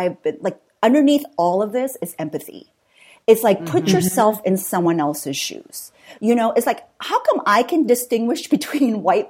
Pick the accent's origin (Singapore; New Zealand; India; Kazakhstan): Singapore; also born or lived in Vietnam / Southern California; So my dad's Irish American, my mom's Vietnamese, and I was born in Vietnam, but raised in Singapore and Southern California.